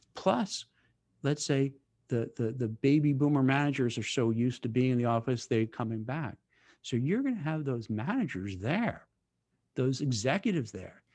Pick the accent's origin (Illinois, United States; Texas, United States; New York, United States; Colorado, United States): New York, United States; New York City; moved away as an adult; also born or lived in Manhattan; now in Westfield, United States; I grew up in Brooklyn